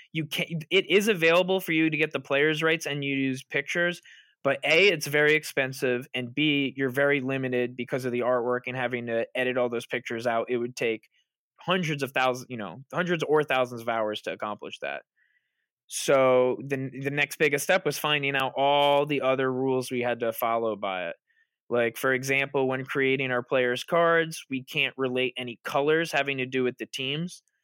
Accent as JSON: {"language": "English", "area": "Long Island", "region": "New York", "country": "United States", "said": "I'm from Long Island"}